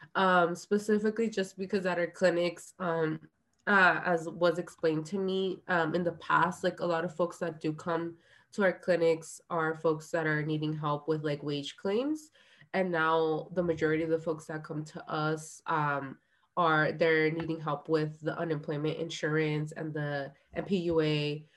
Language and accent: English; Orange County, California, United States; also born or lived in San Diego / Guerrero, Mexico; I grew up in Orange County